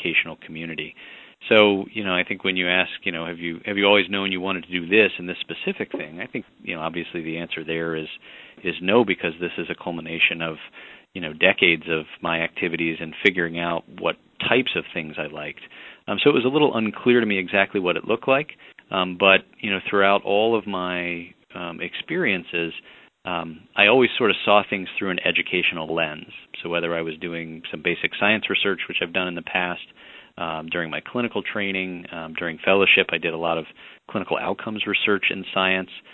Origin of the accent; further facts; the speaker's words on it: Midwest, United States; also born or lived in Mid-Atlantic; now in Chicago, United States; I'm a Midwesterner and sort of grew up, and so after heading to the Middle Atlantic for some of my undergraduate training, came back